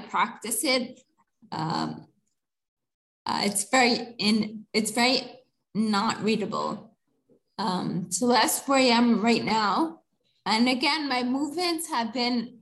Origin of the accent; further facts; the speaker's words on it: New Jersey, United States; moved away as an adult; now in India; I was born and brought up on the East Coast of the United States, specifically New Jersey. I moved to India when I was 30 years old